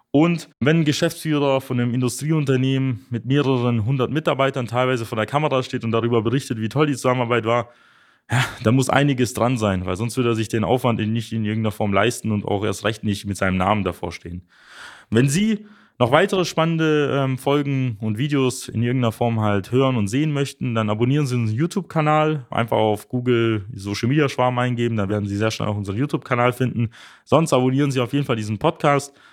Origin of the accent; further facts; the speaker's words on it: Germany; bei uns in Deutschland